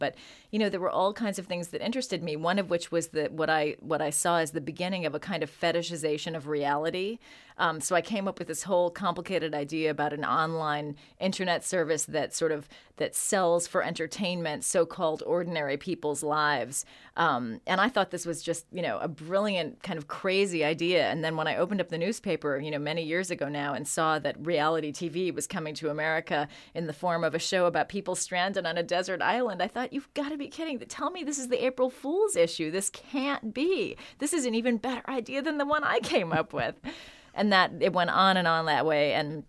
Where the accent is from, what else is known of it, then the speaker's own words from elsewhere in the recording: Chicago, Illinois, United States; born there; And it's very near Chicago, which is where I was born.